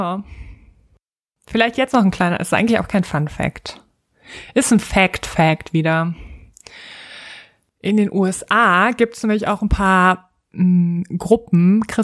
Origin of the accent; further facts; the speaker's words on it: North Rhine-Westphalia, Germany; ich komme aus Westfalen.